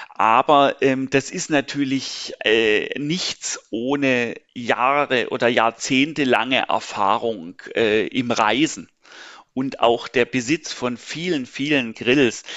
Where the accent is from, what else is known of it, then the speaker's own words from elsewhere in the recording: Stuttgart, Baden-Württemberg, Germany; moved away as an adult; also born or lived in Berlin / Pforzheim; now in Karlsruhe, Germany; Ich bin gebürtiger Berliner, bin aber in Stuttgart quasi aufgewachsen und sozialisiert worden